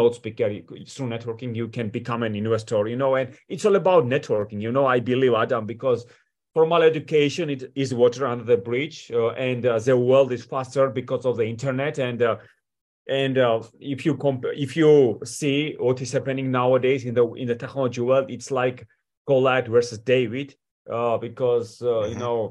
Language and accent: English; Georgia; moved away as an adult; also born or lived in Washington, D.C., United States / Manassas, Virginia, United States / New York City, United States; I come from Georgia, from Europe, you know, and I moved to the United States at the age of 18